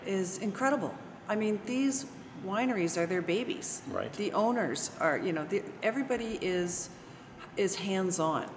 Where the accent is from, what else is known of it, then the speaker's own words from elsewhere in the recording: Toronto, Ontario, Canada; now in Virginia, United States; I'm from Toronto mm. originally